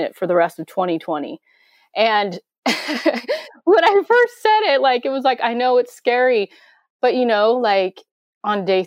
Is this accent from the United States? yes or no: yes; Grays Harbor, Washington, United States; how hillbilly I am from Grays Harbor